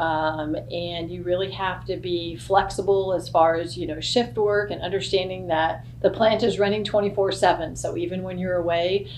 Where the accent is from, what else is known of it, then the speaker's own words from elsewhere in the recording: Texas, United States; moved away as an adult; now in Kentucky, United States; I've lived all over, but I am from Texas originally, and I worked all over multiple locations in Texas